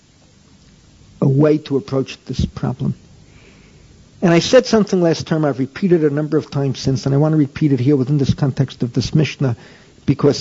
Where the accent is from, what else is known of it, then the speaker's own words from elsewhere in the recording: New York City, New York, United States; I grew up in the Bronx